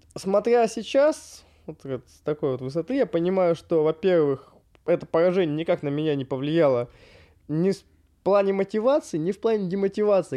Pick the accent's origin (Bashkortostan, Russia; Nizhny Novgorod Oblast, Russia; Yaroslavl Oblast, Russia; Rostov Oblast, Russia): Yaroslavl Oblast, Russia; Rybinsk; moved away; я из Рыбинска